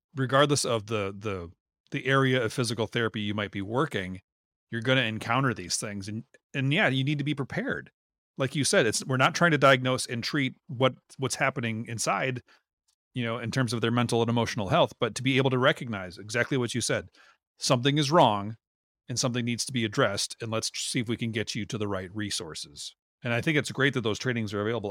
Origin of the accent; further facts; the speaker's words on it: Minnesota, United States; we grew up in Minnesota